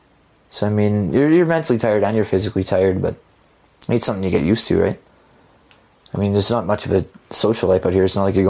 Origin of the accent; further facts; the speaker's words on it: Edmonton, Alberta, Canada; Growing up in Edmonton, I mean, the rigs is where you went when you dropped out of high school, right?